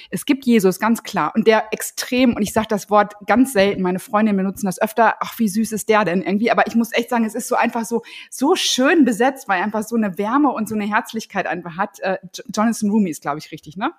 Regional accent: North Rhine-Westphalia, Germany; now in Husum, Germany; Ich komme ja eigentlich aus NRW und bin sehr katholisch erzogen worden

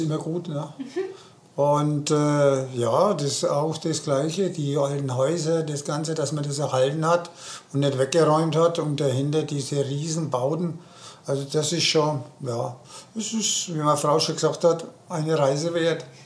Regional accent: Germany; bei uns in Deutschland

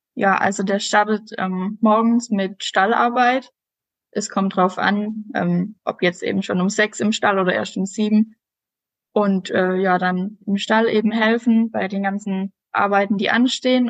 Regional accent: Southern Germany, Germany; ich komme ja aus dem Süden unten

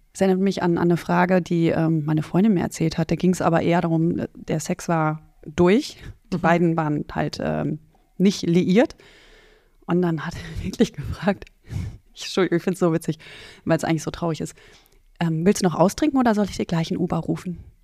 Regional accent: North Rhine-Westphalia, Germany; also born or lived in Netherlands; Ich bin im Westen, in Nordrhein-Westfalen aufgewachsen, in Holland geboren, in Nordrhein-Westfalen aufgewachsen

